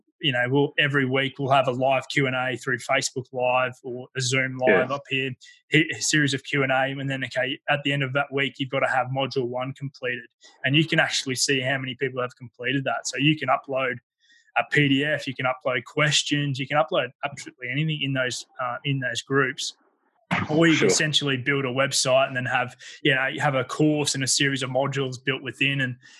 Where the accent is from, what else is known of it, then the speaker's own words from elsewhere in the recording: Ipswich, East of England, United Kingdom; And getting back to the area that I grew up in Ipswich